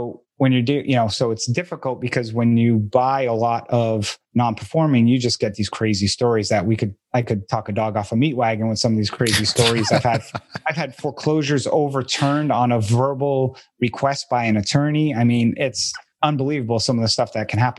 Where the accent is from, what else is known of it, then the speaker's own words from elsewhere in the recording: Boston, Massachusetts, United States; I'm from the Boston area